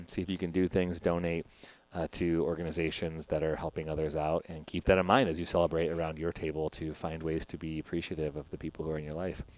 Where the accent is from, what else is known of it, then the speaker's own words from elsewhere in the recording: Chicago, Illinois, United States; my hometown of Chicago